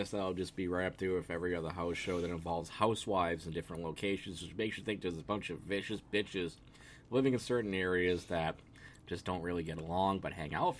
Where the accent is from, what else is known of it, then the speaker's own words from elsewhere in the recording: Boston, Massachusetts, United States; also born or lived in Braintree, Massachusetts; now in Hubbardston, United States; I was born here, okay? I've lived here more than long, and I've lived here.